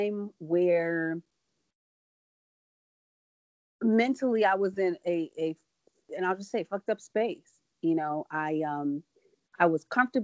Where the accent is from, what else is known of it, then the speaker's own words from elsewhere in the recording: Midwest, United States; us from the Midwest